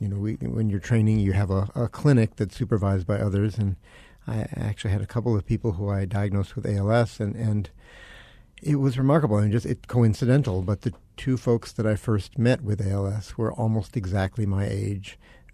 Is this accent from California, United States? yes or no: no; Chicago, Illinois, United States; moved away as an adult; also born or lived in Boston / Syracuse, New York; now in Arizona, United States; I'm from Chicago. I went to Boston for my neurology residency training.